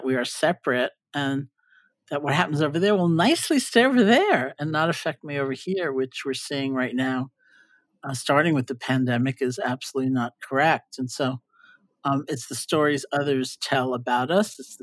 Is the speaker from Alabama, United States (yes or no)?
no; New York, United States; I'm a New Yorker